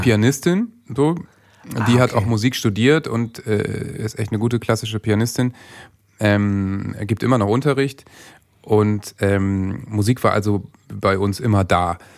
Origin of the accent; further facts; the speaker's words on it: Worpswede, Lower Saxony, Germany; moved away as an adult; also born or lived in Bremen; ich bin in Bremen geboren, weil in Worpswede gibt es nicht mal ein Krankenhaus. Ja. Aber bin natürlich in Worpswede aufgewachsen und bin da äh, mit 20 weggezogen